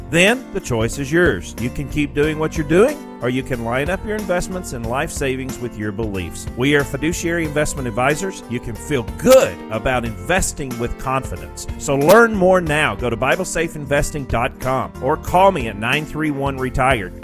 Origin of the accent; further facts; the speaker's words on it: Tennessee, United States; I grew up in Tennessee on a farm